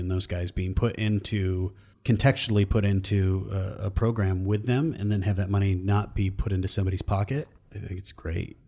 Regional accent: Iowa, United States; moved away as an adult; also born or lived in East Coast / Omaha; I left Iowa and I went to, like, Iowa State and then I moved to the East Coast

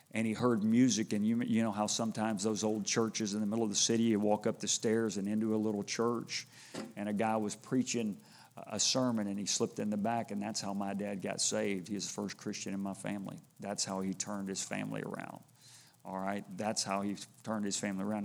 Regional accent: Houston, Texas, United States; I grew up in Houston

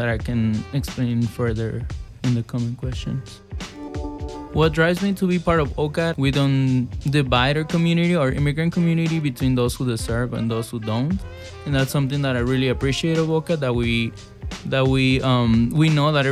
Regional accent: Chicago, Illinois, United States; also born or lived in Mexico / Back of the Yards, Chicago; I grew up, when I came from Mexico, I grew up in Gage Park neighborhood, and I live now in Little Village

